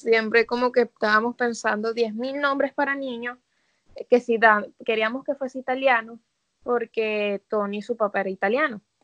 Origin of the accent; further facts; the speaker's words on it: Caracas, Capital District, Venezuela; moved away as an adult; also born or lived in Barquisimeto, Venezuela; now in New York, United States; yo me crié en Caracas chiquita y después me mudé a Barquisimeto y estudié, o sea, viví como desde los 12 hasta los 20 que me vine para acá